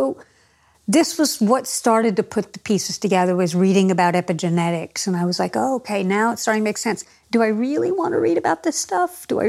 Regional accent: Los Angeles, California, United States; moved away as an adult; now in New Zealand; I came from Los Angeles, where there's really large Armenian population

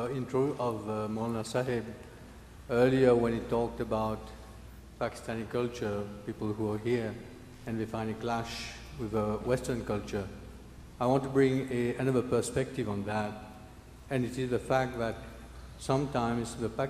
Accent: Mauritius; moved away; I'm originally from Mauritius.

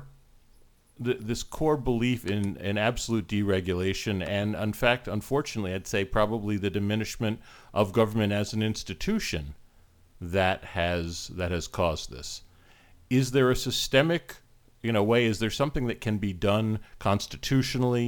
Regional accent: United States; now in Canada; I was born and raised in the US

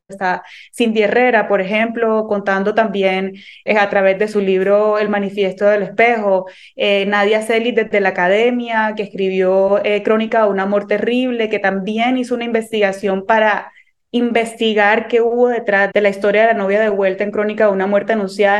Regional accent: Cartagena, Bolívar, Colombia; moved away as an adult; now in New York, United States; yo soy cartagenera, nacida y criada en Cartagena

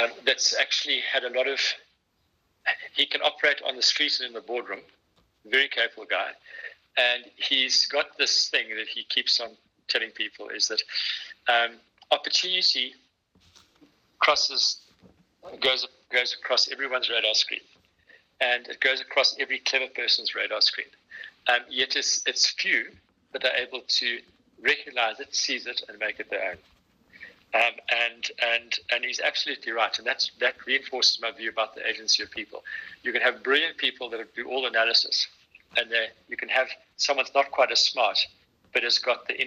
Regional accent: South Africa; as a South African

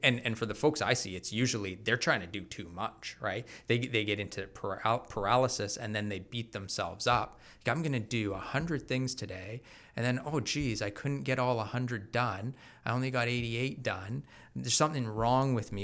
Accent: Bowmanville, Ontario, Canada; also born or lived in Mississauga; grew up in Bowmanville

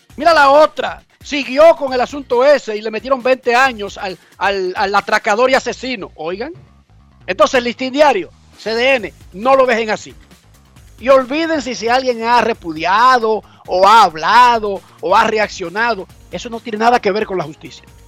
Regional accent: Dominican Republic; yo como dominicano

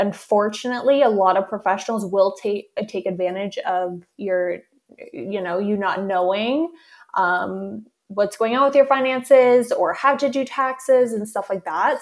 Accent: Canada; I'm Canadian

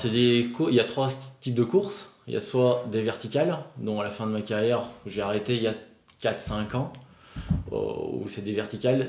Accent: Albertville, Auvergne-Rhône-Alpes, France; also born or lived in South Korea; Moi je suis d'Albertville, mais j'ai toujours skié au Saisy, dans le Beaufortin, depuis l'âge de 3 ans

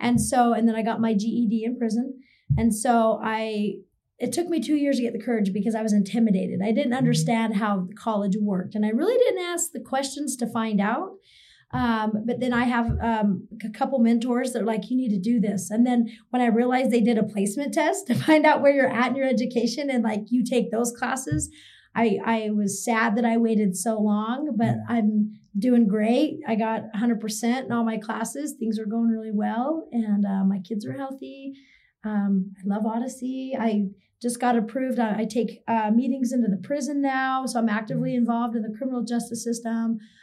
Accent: Idaho, United States; now in Utah, United States; I'm from Idaho

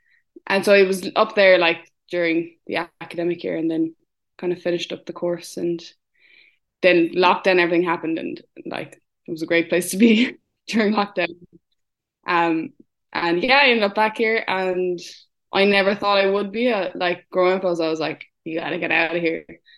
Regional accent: Ballydehob, Munster, Ireland; I'm from Ballet de Hob and I very briefly left and ended up back here.

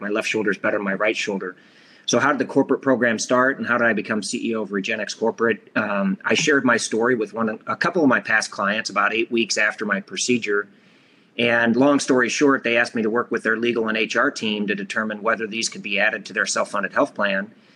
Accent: Iowa, United States; I'm from Iowa

